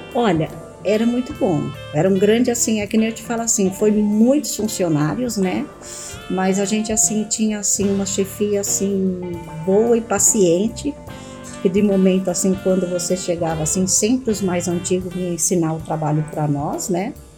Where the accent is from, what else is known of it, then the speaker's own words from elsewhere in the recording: Adamantina, São Paulo, Brazil; moved away; also born or lived in Dracena / Panorama / Guarulhos; Eu nasci em Adamantina, né, estado de São Paulo, Morei em Dracena e Panorama foi a última cidade que nós moramos e viemos para Guarulhos.